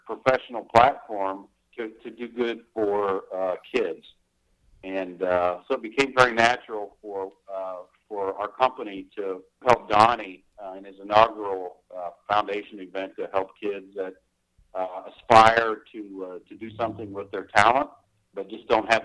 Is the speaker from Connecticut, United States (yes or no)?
no; Wheeling, West Virginia, United States; I grew up near Wheeling, West Virginia